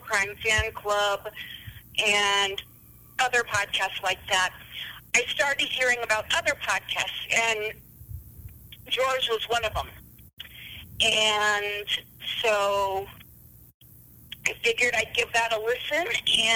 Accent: Ravensdale, Washington, United States; moved away; I'm originally from Washington State, Seattle to be precise. Well, actually Ravensdale, but nobody's ever heard of that, so I always used to cheat and say I was from Seattle

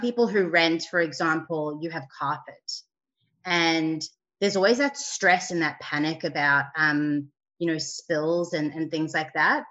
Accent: South Africa; now in Sydney, Australia; growing up in South Africa, we had people who would make our beds for us

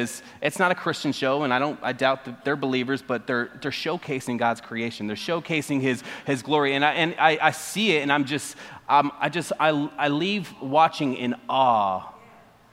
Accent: Arizona, United States; moved away; I'm from Arizona. That's the West Coast, and it's a lot different from this side

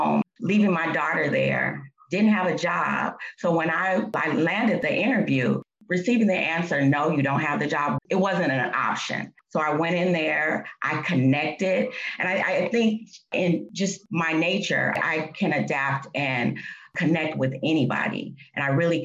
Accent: Oakland, California, United States; I grew up in Oakland

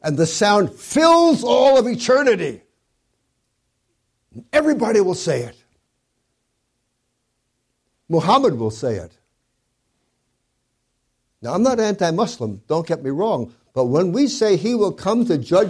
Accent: New York City, New York, United States; I grew up in Brooklyn, in New York, in the 40s

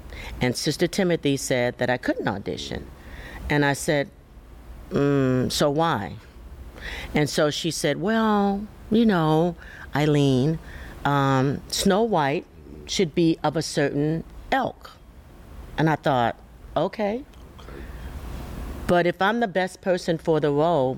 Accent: Chicago, Illinois, United States; now in Houston, United States; I hail from Chicago, Illinois, and I went to school there

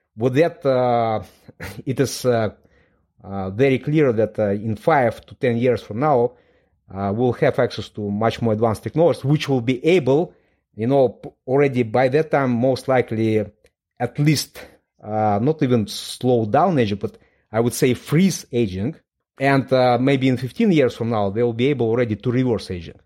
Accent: Moldova; English is a second language; moved away as an adult; now in London, United Kingdom; I was born in Moldova. It's a very small country in, in Eastern Europe.

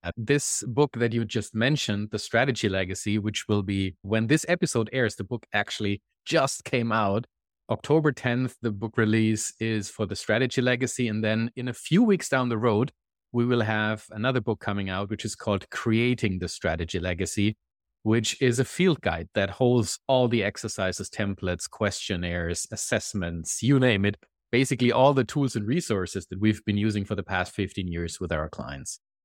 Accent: Germany; moved away as an adult; now in Canada; I live in Canada, and as you can probably hear from my accent, I am not originally Canadian, I'm German. I moved to Canada about three and a half years ago

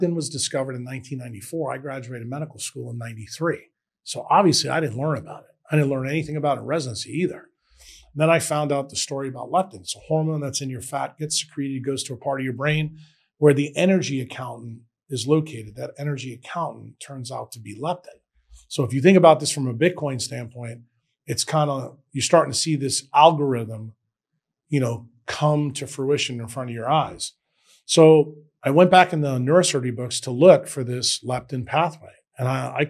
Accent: New York City, New York, United States; moved away as an adult; also born or lived in Nashville, Tennessee; now in El Salvador; I grew up in New York City

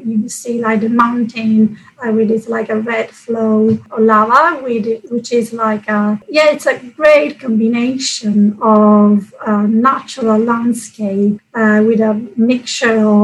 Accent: Catania, Sicily, Italy; moved away; I come from Sicily, and yes, there it's usually very warm and sunny. And where I come from Catania, which is on the east coast.

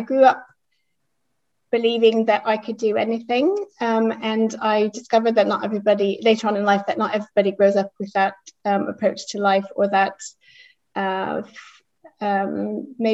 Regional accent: Bay Area, California, United States; moved away; I was born in California. My parents were from the Midwest and they moved out there shortly before I was born.

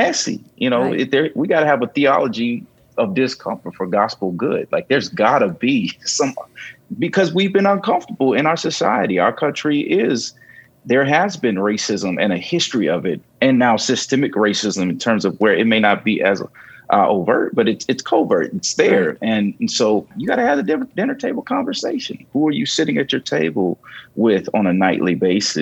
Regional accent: Gary, Indiana, United States; I grew up in Gary, Indiana. That's my background.

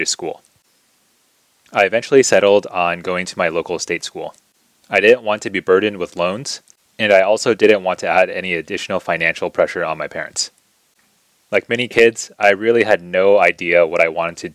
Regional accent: United States; also born or lived in China; eventually immigrated over to the United States when I was 4 years old

